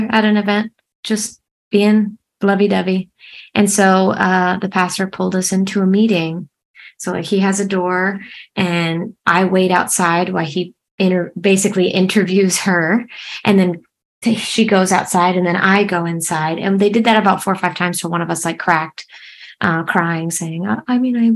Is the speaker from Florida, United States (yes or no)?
yes; Fort Myers, Florida, United States; also born or lived in Atlanta, Georgia; I actually was born here in Fort Myers, Florida. And I moved to Atlanta like briefly after I came out. And then I ended up coming back. But yeah, I was born and raised in Florida.